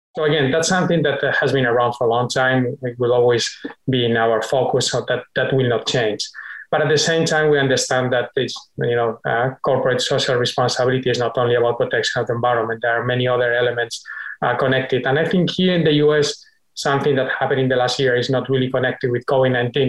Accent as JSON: {"language": "English", "country": "Spain", "moved": "yes", "lives_now": "United States", "said": "a longer stay in my home country"}